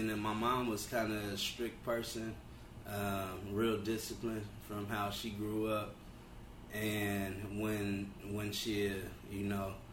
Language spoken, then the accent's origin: English; Los Angeles, California, United States; also born or lived in Compton, California; now in Elk Grove, United States; Originally, I'm from Los Angeles, California. Started, was born in Compton, California. Moved to South Central Los Angeles around 86